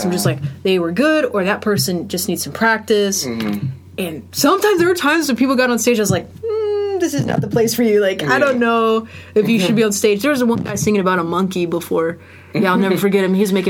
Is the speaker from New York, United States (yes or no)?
no; Florida, United States; moved away; also born or lived in Norfolk, Virginia / Boca Raton, Florida / Columbus, Georgia / Athens, Georgia; I grew up in Florida. Mostly.